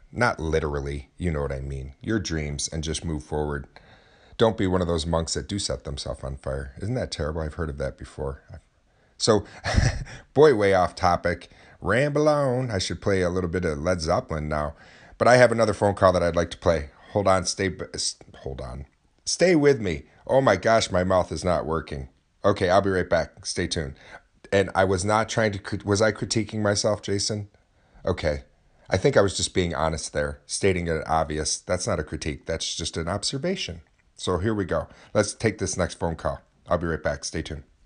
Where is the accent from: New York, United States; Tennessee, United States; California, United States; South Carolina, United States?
New York, United States; Oswego; at our local Renaissance festival in my hometown of Oswego